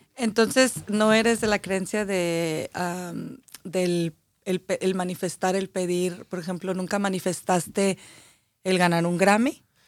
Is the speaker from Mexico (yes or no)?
yes; Aguascalientes, Mexico; Yo soy de Aguascalientes